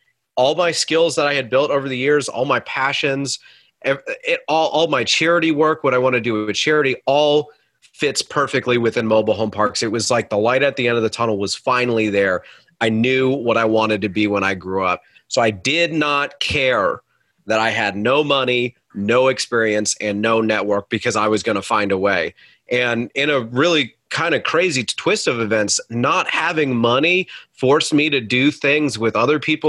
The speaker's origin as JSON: {"language": "English", "town": "Cleveland", "region": "Ohio", "country": "United States", "moved": "yes", "said": "I'm originally from Cleveland"}